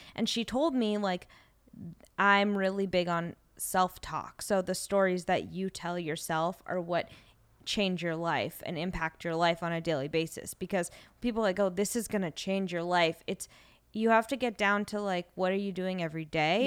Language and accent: English; Los Angeles, California, United States; growing up in Los Angeles